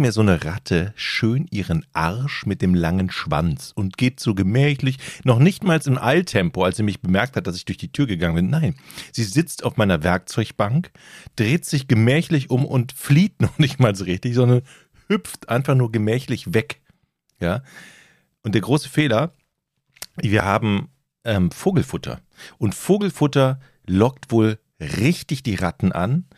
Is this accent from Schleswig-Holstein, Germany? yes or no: yes; North Frisia, Schleswig-Holstein, Germany; Bei uns in Nordfriesland scheint ja die Sonne